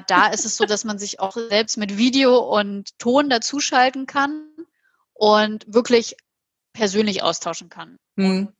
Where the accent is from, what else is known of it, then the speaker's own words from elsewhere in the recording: Halle, Saxony-Anhalt, Germany; now in Hamburg, Germany; Aus meiner Heimatstadt Halle